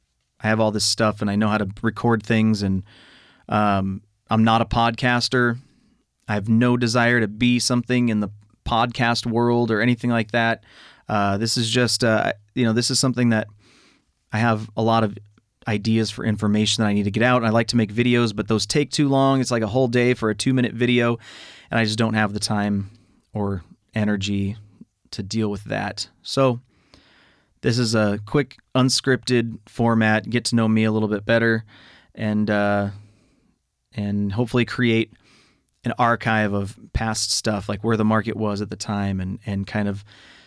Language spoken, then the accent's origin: English; California, United States; also born or lived in Riverside, California / Oxnard, California; I was born in Riverside, California. Although I don't consider myself a product of the Inland Empire, that's just where I was born. Lived all over, like the San Fernando Valley and, I guess, you know, various parts of LA County.